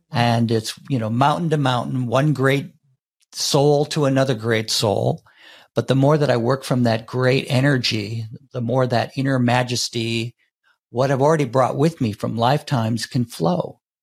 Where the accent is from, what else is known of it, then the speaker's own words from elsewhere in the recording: United States; growing up in the United States